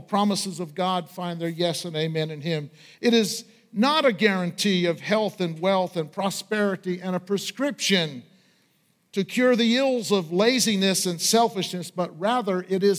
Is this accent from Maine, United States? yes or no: yes; Washburn, Maine, United States; When I was growing up in Aroostook County outside of Washburn, Maine